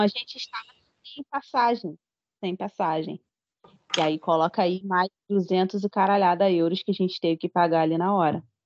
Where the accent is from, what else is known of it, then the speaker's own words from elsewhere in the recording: Brazil; sou brasileira